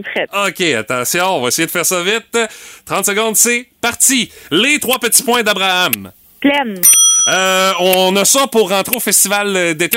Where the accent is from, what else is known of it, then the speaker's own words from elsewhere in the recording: Rimouski, Quebec, Canada; Chez nous, à Rimouski